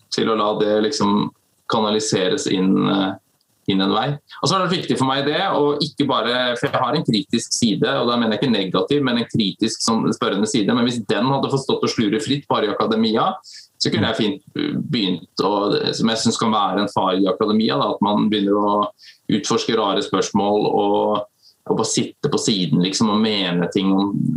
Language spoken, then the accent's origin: Norwegian; Skien, Telemark, Norway; also born or lived in Stavanger / United States; født og oppvokst i Skien, bor i Skien